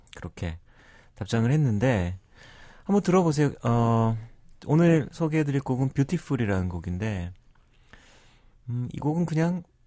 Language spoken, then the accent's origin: Korean; Busan, South Korea; also born or lived in Seoul; 저는 고향이 부산이라고 생각하지만, 네. 7살 때 부산에 내려갔어요. 음. 그 태어난 건 서울이고